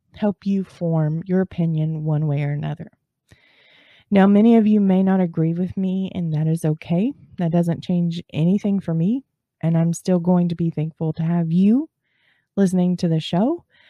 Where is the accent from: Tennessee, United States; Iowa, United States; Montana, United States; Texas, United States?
Texas, United States; I'm from Texas. And down here in Texas